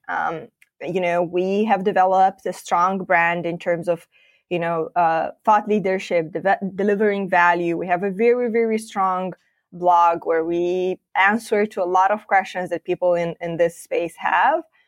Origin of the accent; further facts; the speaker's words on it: Moldova; now in Bucharest, Romania; we have a different office, uh, based in my home country, uh, Moldova